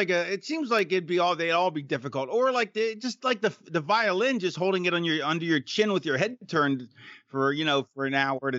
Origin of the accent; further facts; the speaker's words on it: Florida, United States; I was from Florida, so I grew up in Florida, so we were Dolphins fans.